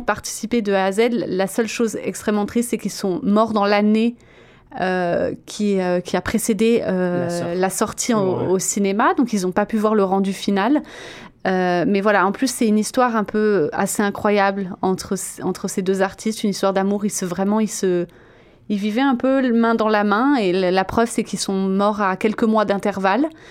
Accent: France; moved away

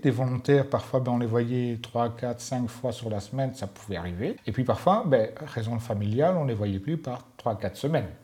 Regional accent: Mons, Wallonia, Belgium; accent: Walloon; moved away as an adult; also born or lived in Brussels; venant de Mons

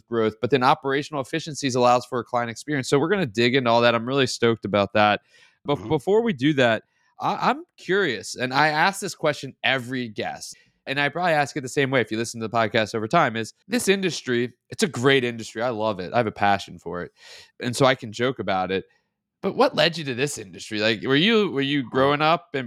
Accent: the South, United States; I'm a Southern boy, very simple person

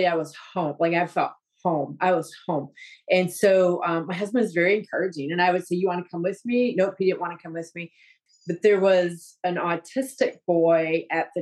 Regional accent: Wisconsin, United States; now in Florida, United States; I grew up in Wisconsin, Catholic

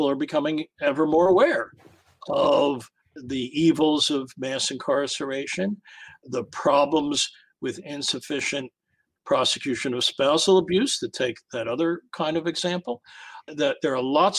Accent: United States; as an American

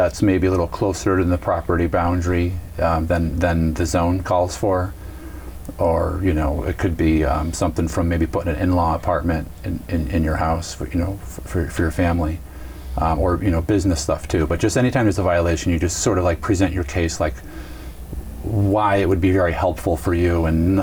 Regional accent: Pennsylvania, United States; moved away as an adult; now in Franklin, United States; I grew up in Pennsylvania

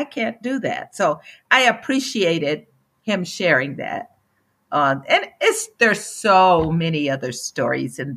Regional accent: Memphis, Tennessee, United States; now in Boulder, United States; Memphis, my hometown

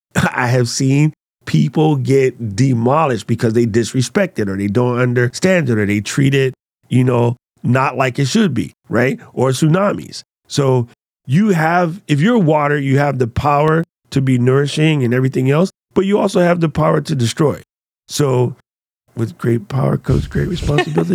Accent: United States; as an American, i, in China

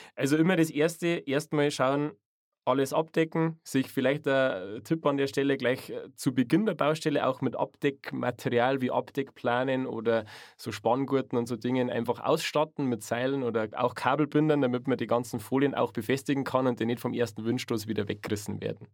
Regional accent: Chiemgau, Bavaria, Germany; Gerade im Chiemgau, genau. Also mhm. aus meiner Heimat

